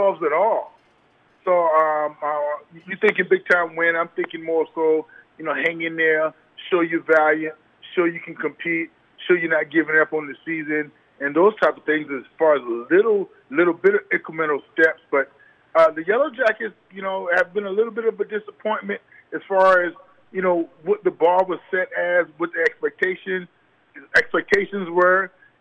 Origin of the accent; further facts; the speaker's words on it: South Carolina, United States; I'm from South Carolina